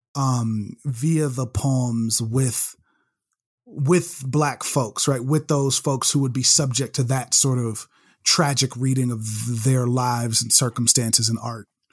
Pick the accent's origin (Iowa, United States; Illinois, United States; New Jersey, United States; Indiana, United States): Illinois, United States; Chicago; moved away as an adult; I was born and raised in Chicago, uh, born up in Roseland, a Roseland Community Hospital